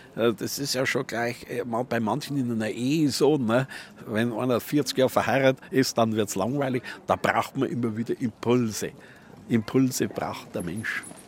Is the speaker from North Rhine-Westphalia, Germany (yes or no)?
no; Bavaria, Germany; wir Bayern